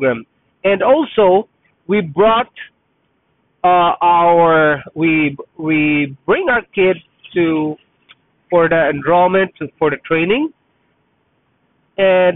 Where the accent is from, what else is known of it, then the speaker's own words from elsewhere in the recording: Philippines; first language Tagalog; English is a second language; now in Canada; I'm Filipino, Tagalog is my first language